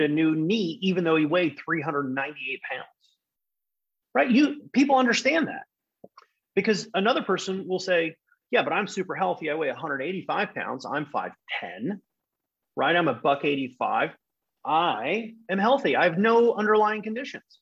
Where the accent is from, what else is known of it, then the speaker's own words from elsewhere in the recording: Netherlands; moved away as an adult; also born or lived in England; I'm from the Netherlands. If you didn't know that, now you know. Born and raised.